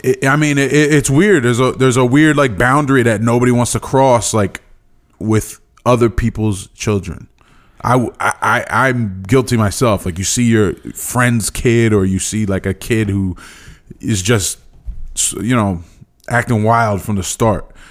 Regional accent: East Stroudsburg, Pennsylvania, United States; I was from East Stroudsburg

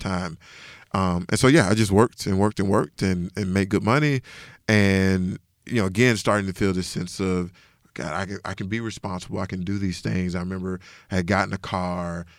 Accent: Decatur, Georgia, United States; I'm originally from Decatur, Georgia, so which is about ten minutes outside of Atlanta.

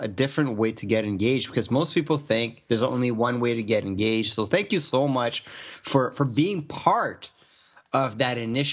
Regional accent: Canada; English is a second language; now in Toronto, Canada; I'm French-Canadian, so I've been living in Toronto for like 25 years, being English for like 25 years

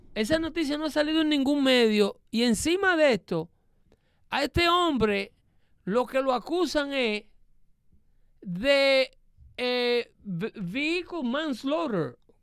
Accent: Dominican Republic; vengo de ahí, porque soy dominicano

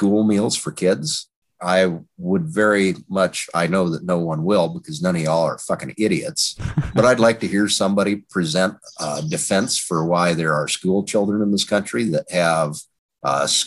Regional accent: Wyoming, United States; moved away; I'm originally from Wyoming

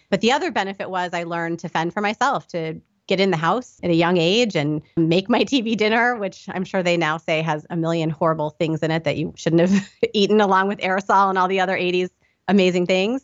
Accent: Indianapolis, Indiana, United States; moved away; I grew up in Indianapolis, Indiana

